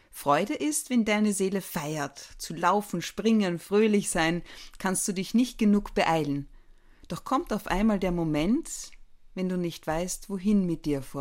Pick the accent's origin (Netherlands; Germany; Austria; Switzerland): Austria; Carinthia; born there; Ich muss sagen, also als gebürtige Kärntnerin ich bin ja in Grado quasi aufgewachsen